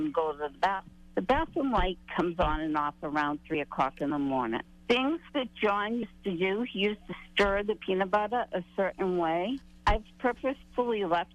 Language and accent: English; Boston, Massachusetts, United States; now in Plymouth, United States; the house I grew up in was in Dorchester